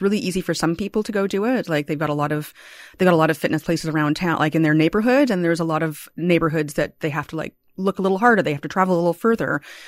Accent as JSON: {"language": "English", "town": "Toronto", "region": "Ontario", "country": "Canada", "tie": "born there", "said": "I was born here in Toronto. I grew up elsewhere, but I came back after university and I love this city so much."}